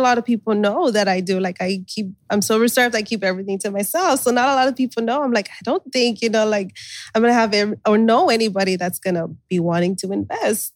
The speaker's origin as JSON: {"language": "English", "town": "Brownsville", "region": "Texas", "country": "United States", "also_born_or_lived": "California", "said": "We're from Brownsville, Texas."}